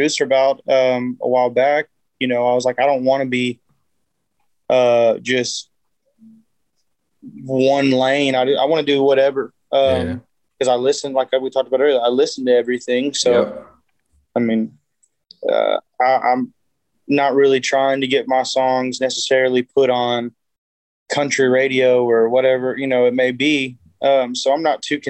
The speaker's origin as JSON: {"language": "English", "town": "Edgewood", "region": "Texas", "country": "United States", "said": "I'm from Edgewood, which is probably maybe an hour and 15 minutes north of there"}